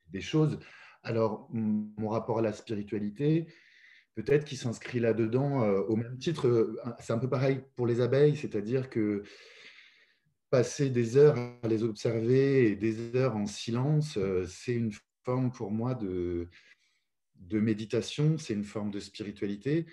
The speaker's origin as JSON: {"language": "French", "town": "Paris", "region": "Île-de-France", "country": "France", "tie": "born or raised there", "moved": "as an adult", "lives_now": "Lyon, France", "said": "J'ai habité pendant plus de 42 ans à Paris. Et j'en étais très content. Je suis né euh, là-bas, j'ai grandi là-bas"}